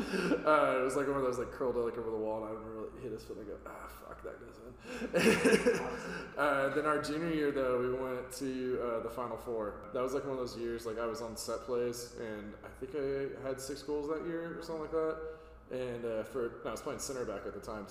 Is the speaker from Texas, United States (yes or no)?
yes; Fort Worth, Texas, United States; I was born and raised in Fort Worth, Texas